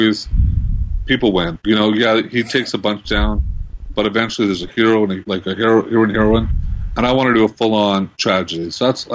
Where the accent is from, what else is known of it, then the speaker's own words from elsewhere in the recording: Red Deer, Alberta, Canada; now in Calgary, Canada; I grew up in Red Deer.